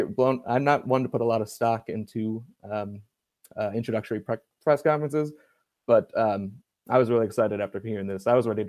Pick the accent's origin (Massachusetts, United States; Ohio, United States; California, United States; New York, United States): Ohio, United States; Cleveland; I grew up actually in Cleveland, Ohio, but both my parents are born and raised in Chicago